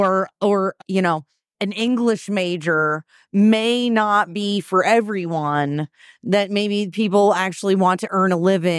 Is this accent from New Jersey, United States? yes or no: no; Burlington, Vermont, United States; my hometown, Burlington, Vermont